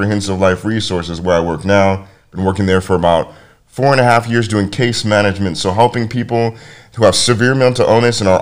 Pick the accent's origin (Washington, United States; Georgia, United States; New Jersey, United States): Washington, United States; University Place; I grew up in University Place, Washington